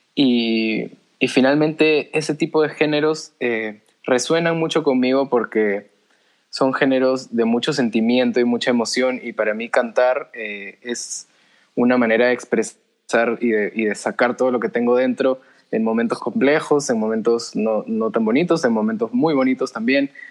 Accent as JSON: {"language": "Spanish", "country": "Peru", "tie": "born or raised there", "first_language": "Spanish", "said": "soy peruano, nací aquí, mi, lengua materna es el español"}